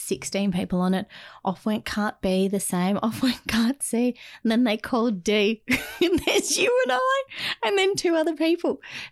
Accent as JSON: {"language": "English", "country": "Australia", "said": "no, we're from Australia."}